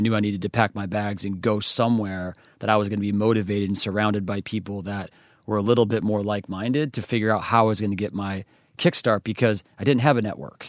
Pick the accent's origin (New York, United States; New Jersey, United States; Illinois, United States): New York, United States; western; I grew up in a small country town. It's not even a town, it's actually called a hamlet